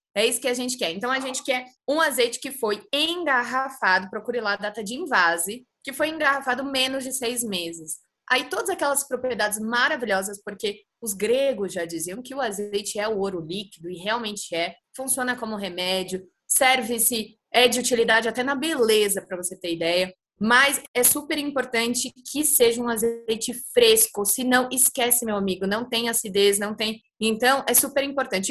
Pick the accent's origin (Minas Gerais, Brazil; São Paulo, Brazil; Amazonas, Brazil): São Paulo, Brazil; ainda estando em São Paulo, que é minha cidade natal